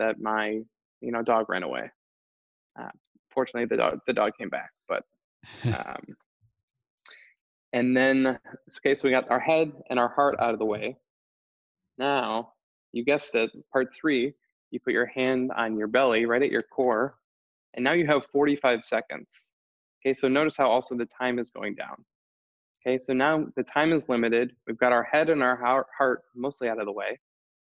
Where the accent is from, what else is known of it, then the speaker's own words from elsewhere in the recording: Wisconsin, United States; now in Boulder, United States; I am from Wisconsin. I live in Boulder.